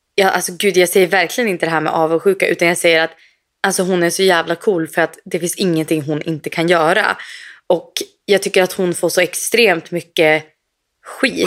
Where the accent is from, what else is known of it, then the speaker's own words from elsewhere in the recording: Sweden; moved away; vi kan ju gå på ICA hemma i Sverige